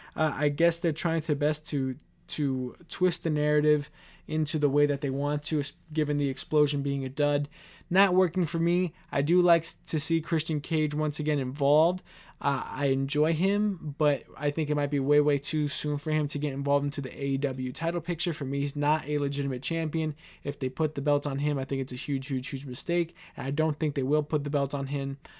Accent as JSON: {"language": "English", "town": "New York City", "region": "New York", "country": "United States"}